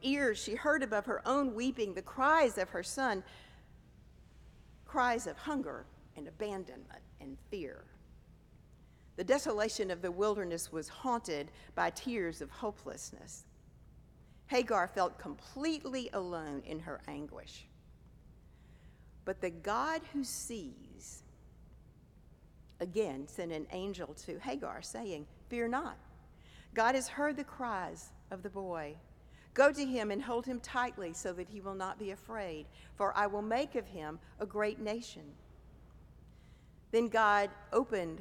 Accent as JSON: {"language": "English", "region": "the South", "country": "United States", "tie": "born or raised there", "moved": "yes", "lives_now": "New York City, United States", "said": "I grew up in the South some decades ago in the days of segregation"}